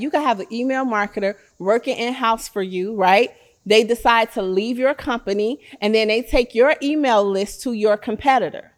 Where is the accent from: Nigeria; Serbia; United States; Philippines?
United States; Chicago, Illinois; I'm from Chicago